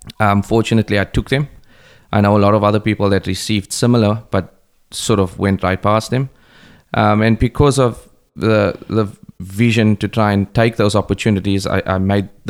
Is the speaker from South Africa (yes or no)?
yes; East London, Eastern Cape, South Africa; moved away; I grew up in a place called Braylon in East London in South Africa.